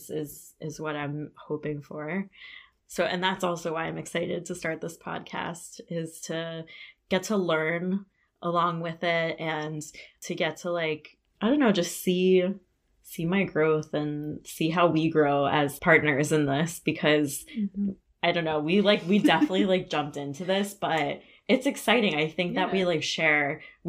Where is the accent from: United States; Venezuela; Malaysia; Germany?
United States; South Florida; moved away as an adult; now in Ann Arbor, United States; I'm from South Florida.